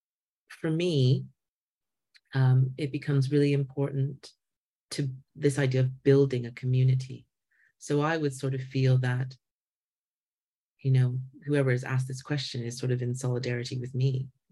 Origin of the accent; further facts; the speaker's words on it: Canada; I hear that and feel that as a Canadian wo